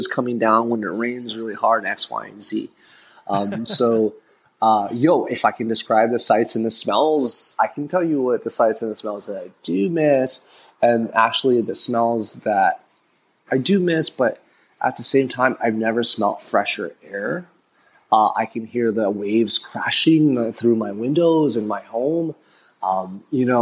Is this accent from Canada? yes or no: no; San Francisco, California, United States; moved away as an adult; also born or lived in Philippines / Emeryville, California; now in El Nido, Philippines; I'm originally from San Francisco Bay Area. Families from the Sunset, and then I ended up moving to the East Bay about 2008